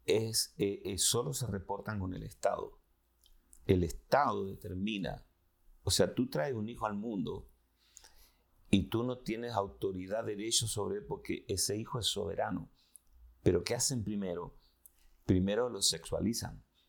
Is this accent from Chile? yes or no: yes; Chile; vengo de Chile, de Sudamérica